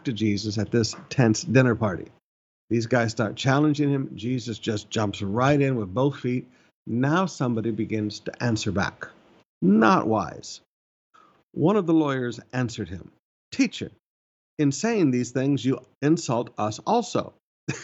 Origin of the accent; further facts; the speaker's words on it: Alabama, United States; moved away; I grew up in Alabama for a season of my life